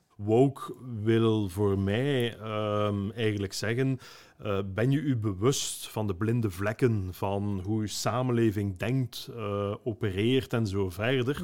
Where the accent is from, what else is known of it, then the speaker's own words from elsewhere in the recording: Ghent, Flanders, Belgium; Ik ben een Gentenaar